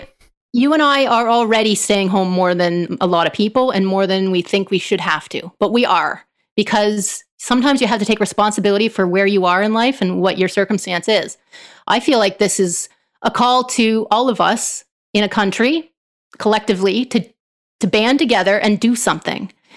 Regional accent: Canada; as a Canadian

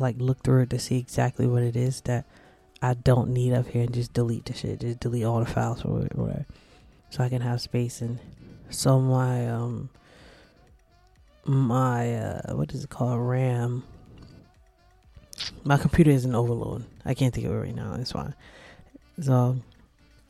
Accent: New Jersey, United States; I'm from New Jersey

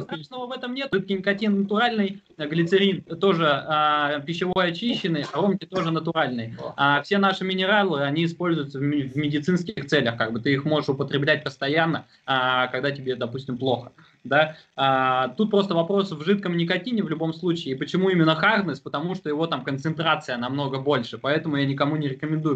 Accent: Tomsk, Tomsk Oblast, Russia; moved away as an adult; also born or lived in Omsk; Сами мы как из Томска

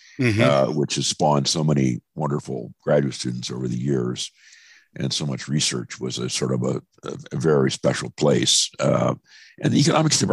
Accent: National City, California, United States; moved away; also born or lived in San Francisco / North Dakota; I was born in San Francisco, but I grew up in National City, California, which is just south of San Diego

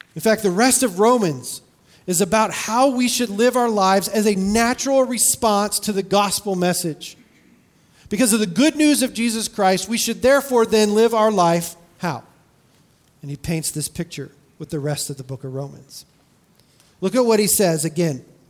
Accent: California, United States; I grew up in California

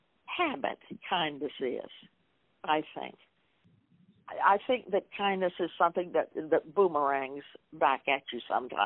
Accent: Florida, United States; We met in college at Rollins in Florida. I grew up in Florida.

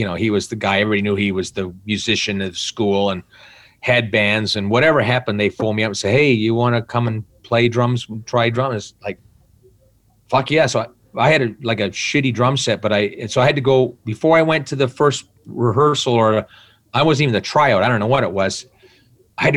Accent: Burlington, Ontario, Canada; also born or lived in Chatham, Ontario; I grew up in Burlington. Before that, I was more in Chatham, you know, from grade 10, Chatham, Ontario

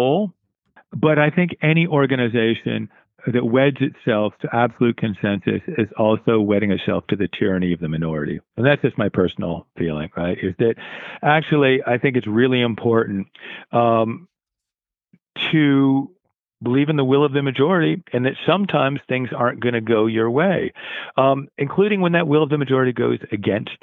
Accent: Connecticut shoreline, United States; moved away as an adult; now in Cape Cod, United States; I grew up on the Connecticut shoreline

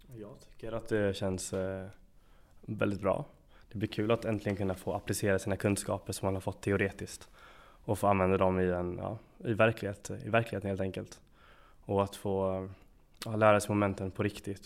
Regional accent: Lund, Skåne, Sweden; moved away as an adult; also born or lived in Gothenburg; now in Jönköping, Sweden; Lund där jag kommer ifrån

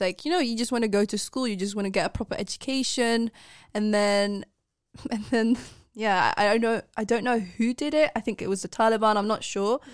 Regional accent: Netherlands; I've been born and raised in the Netherlands

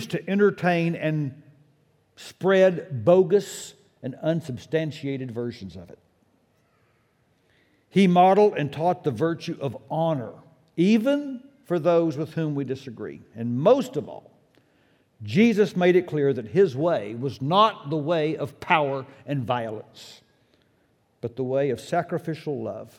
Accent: United States; I'm an American

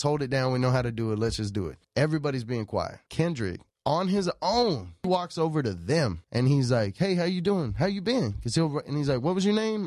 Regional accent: Nacogdoches, Texas, United States; moved away as an adult; now in Los Angeles, United States; I'm from Texas, but I'm from the oldest town in Texas called Nacogdoches.

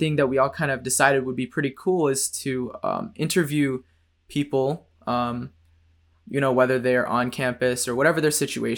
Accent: Novi, Michigan, United States; now in Ann Arbor, United States; I'm from Novi, Michigan, which is like 20, 30 minutes away from Ann Arbor.

